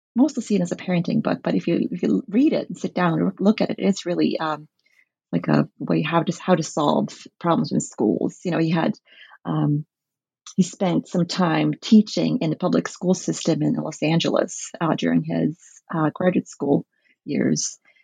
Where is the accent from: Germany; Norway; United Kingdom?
Norway; the Norwegian Bible belt, Southern and Western Norway; I grew up in the Norwegian Bible belts, which is very influenced by American evangelicalism